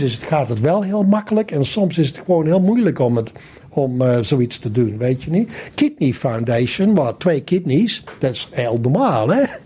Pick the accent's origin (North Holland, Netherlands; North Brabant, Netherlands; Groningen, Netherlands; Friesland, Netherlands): North Brabant, Netherlands; Valkenswaard; moved away as an adult; also born or lived in Amsterdam / Sydney; Ik kom dus uit Brabant. Ik kom uit Valkenswaard. En eh, ben daar opgegroeid.